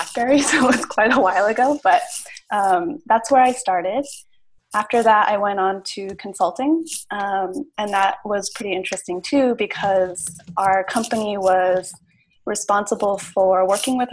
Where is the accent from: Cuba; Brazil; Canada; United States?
United States; Ohio; moved away; also born or lived in Pittsburgh; I grew up in Ohio.